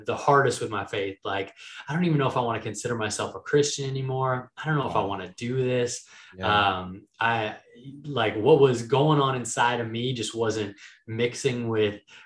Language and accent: English; Minneapolis, Minnesota, United States; moved away as an adult; also born or lived in Miami; I spent the last few years down in Miami, but I'm originally from Minneapolis.